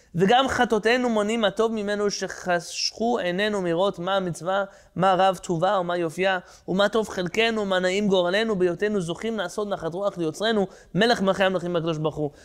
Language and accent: English; San Diego, California, United States; I grew up in San Diego